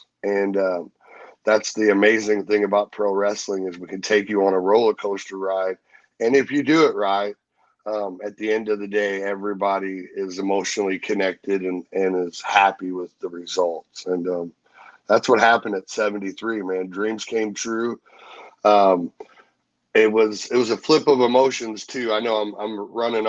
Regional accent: St. Louis, Missouri, United States; I grew up, I was born in St. Louis. I started my career in St. Louis

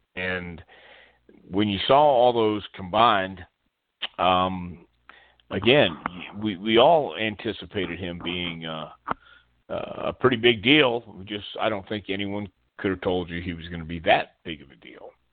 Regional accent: Texas, United States; I grew up in Texas, in West Texas, and then then we moved to East Texas when I was ten years old

